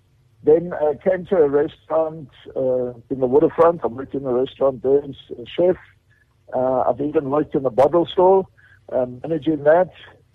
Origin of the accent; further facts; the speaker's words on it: Alberton, Gauteng, South Africa; now in Western Cape, South Africa; Okay, so I'm from Johannesburg. I was born below the tracks, the horse racing tracks in Lindmeyer, Alberton.